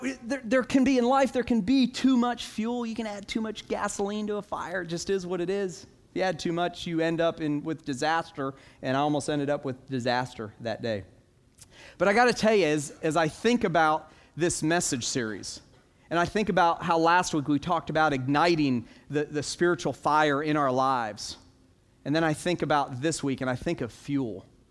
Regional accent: Orlando, Florida, United States; I grew up in Orlando

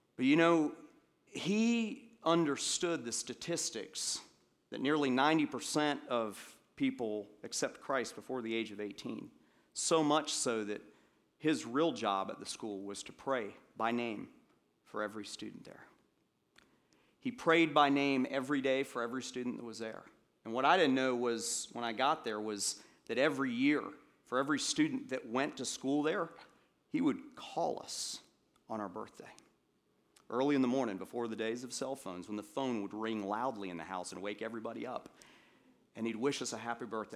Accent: Atlanta, Georgia, United States; I grew up in Atlanta, and, um, when I got into eighth grade, I, uh, we moved back to Atlanta for a second time, and I ended up living there for most through middle school and high school

